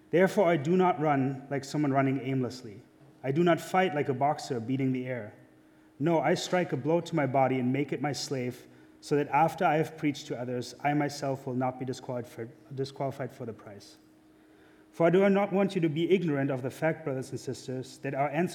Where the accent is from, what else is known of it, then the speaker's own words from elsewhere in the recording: Germany; accent: German; now in United States; I'm German. I am. That's where my accent's from.